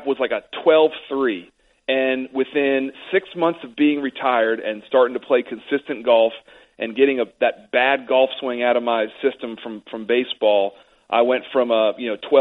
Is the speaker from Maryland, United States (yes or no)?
yes; Severna Park, Maryland, United States; I grew up in Smyrna Park, Maryland